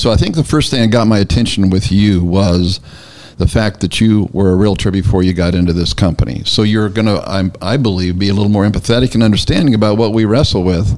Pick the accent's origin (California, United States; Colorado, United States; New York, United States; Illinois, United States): California, United States; Northern; now in Tennessee, United States; I'm from Northern California